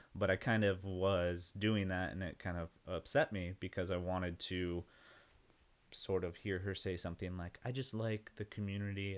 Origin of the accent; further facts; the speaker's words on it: Yucca Valley, California, United States; now in Austin, United States; I'm from a small town called Yucca Valley in the middle of nowhere. It's right next to Joshua Tree, near Palm Springs, in the desert